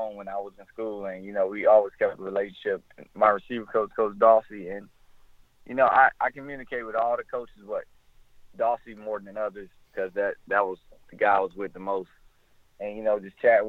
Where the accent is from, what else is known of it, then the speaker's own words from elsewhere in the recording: Orlando, Florida, United States; we're from Orlando together.